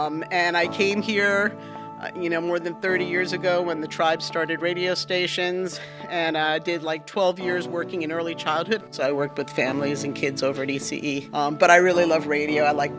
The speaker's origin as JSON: {"language": "English", "region": "New York", "country": "United States", "tie": "born or raised there", "moved": "as an adult", "lives_now": "Warm Springs, United States", "said": "I grew up in New York. I was born and raised in New York, went to college."}